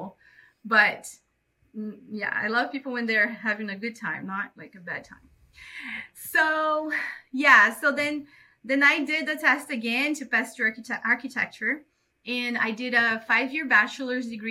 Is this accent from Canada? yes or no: no; Belém, Pará, Brazil; English is a second language; moved away as an adult; also born or lived in São Paulo, Brazil / Modesto, United States; now in Los Angeles, United States; I'm from Brazil, from the north part of Brazil, in a town called Belém